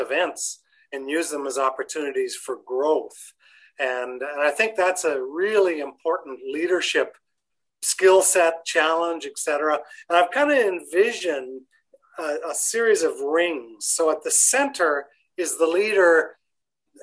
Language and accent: English; Canada; being Canadian